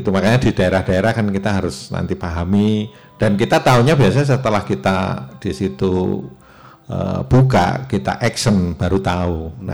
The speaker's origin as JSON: {"language": "Indonesian", "town": "Yogyakarta", "region": "Special Region of Yogyakarta", "country": "Indonesia", "said": "tetap saya harus ada di sana karena memang saya orang Jogja"}